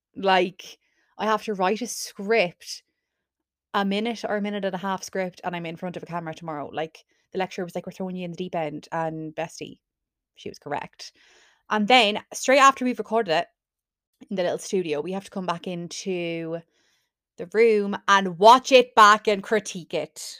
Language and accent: English; Carlow, Leinster, Ireland; I'm from Carlow, so why would I pay for accommodation when I could just live at home